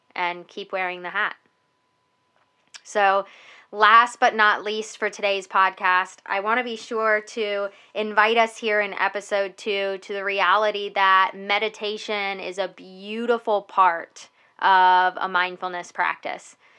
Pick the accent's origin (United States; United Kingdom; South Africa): United States; Welcome to being an American here in the United States.